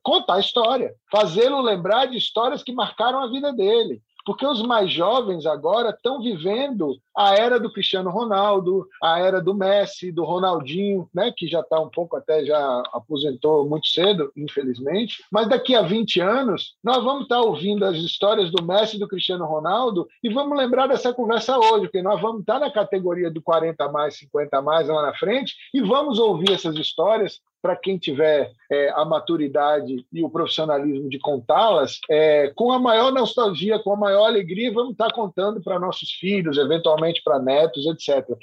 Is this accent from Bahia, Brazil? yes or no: yes; Salvador, Bahia, Brazil; also born or lived in Rio de Janeiro; nasci no Rio de Janeiro e cresci em Salvador